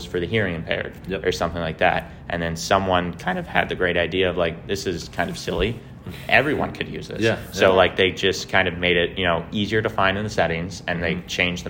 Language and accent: English; Lake St. Louis, Missouri, United States; now in St. Louis, United States; I'm from Lake St. Louis, which is like 45 minutes west of downtown.